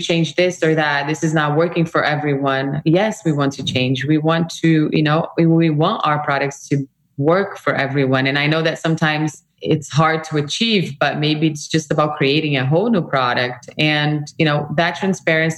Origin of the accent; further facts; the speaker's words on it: Brazil; moved away; I come from Brazil, a very multicultural country, right? My heritage is like, I grew up in this world